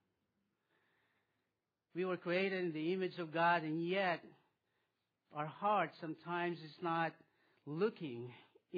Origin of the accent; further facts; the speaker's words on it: Philippines; moved away; I was born in the Philippines, and I'll tell you about my world when I was a little boy. I grew up there